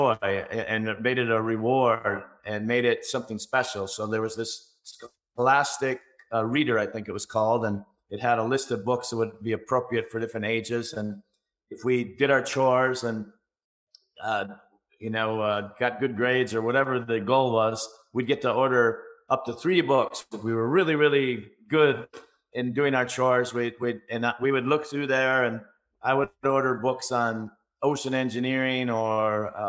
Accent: just outside of Minneapolis, Minnesota, United States; also born or lived in Florida; now in California, United States; I was born just outside of Minneapolis, Minnesota, 1961, and had two great parents

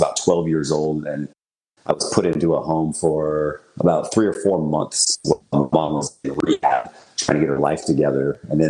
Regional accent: Portland, United States; born there; So I was born in Portland.

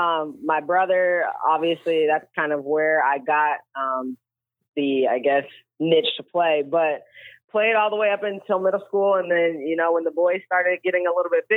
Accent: Kansas City, United States; moved away as an adult; now in Brookings, United States; I'm originally from Kansas City, so when I moved to Brookings

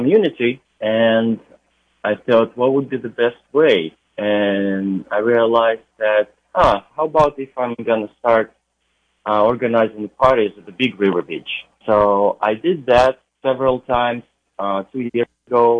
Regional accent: Ukraine; moved away as an adult; also born or lived in New York City, United States; now in California, United States; originally I'm from Ukraine and been in the United States for about 12 years now

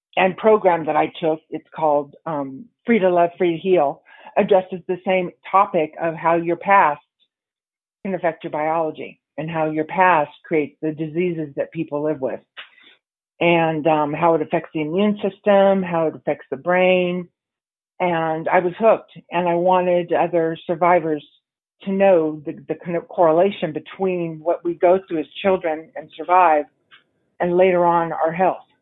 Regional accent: San Diego, California, United States; also born or lived in New York City; made my way back to San Diego, which is where my, my hometown

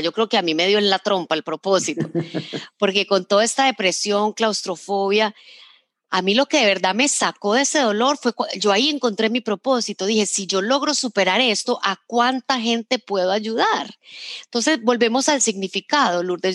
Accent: Medellín, Antioquia, Colombia; yo crecí en Medellín

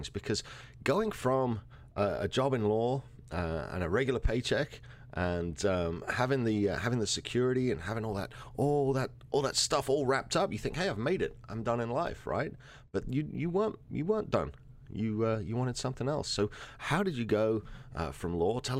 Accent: New York City, New York, United States; So we're from New York, New York.

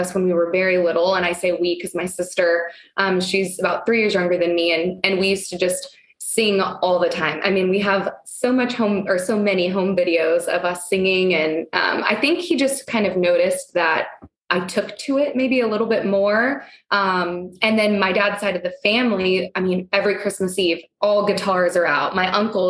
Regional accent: San Antonio, Texas, United States; moved away as an adult; now in Dallas, United States; I'm from San Antonio, but I live in Dallas

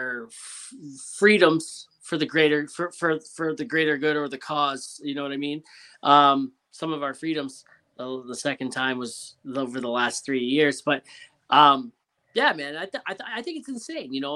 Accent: Ontario, Canada; accent: Canadian; I'm from Ontario, so I'm like just above New York

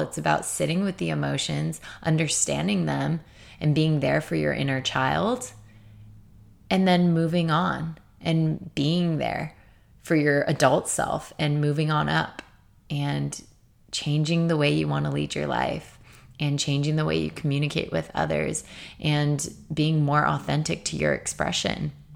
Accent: Torrance, California, United States; now I'm living with one of my best friends in my hometown in Torrance

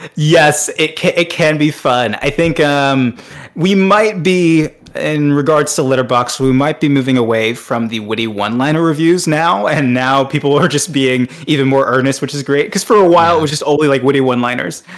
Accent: Atlanta, Georgia, United States; I'm also from Atlanta

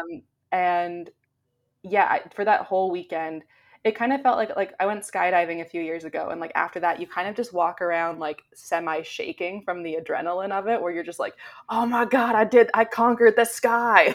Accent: Canada; I'm Canadian

